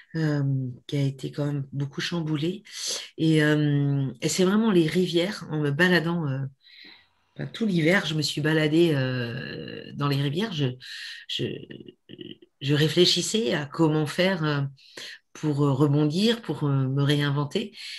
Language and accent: French; Brive-la-Gaillarde, Nouvelle-Aquitaine, France; also born or lived in Sarlat; now in Périgord, France; je suis née à Brive, mais ça fait 40 ans que j'habite ici.